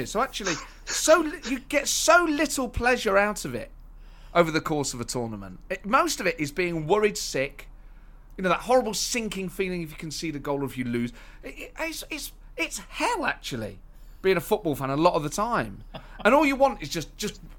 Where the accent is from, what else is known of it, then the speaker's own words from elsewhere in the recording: Scotland, United Kingdom; accent: Scottish; I mean I wouldn't go there for Scotland. Obviously not with my accent